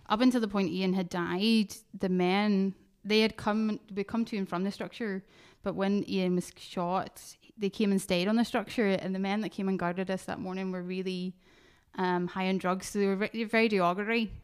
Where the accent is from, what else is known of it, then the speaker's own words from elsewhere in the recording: Northern Ireland, United Kingdom; moved away as an adult; now in Fife, United Kingdom; I grew up, was born in Northern Ireland, grew up here